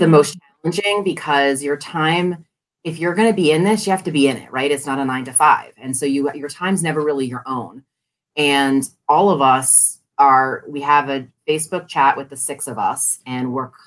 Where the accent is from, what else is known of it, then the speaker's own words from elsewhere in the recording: Connecticut, United States; now in Washington, D.C., United States; I'm from Connecticut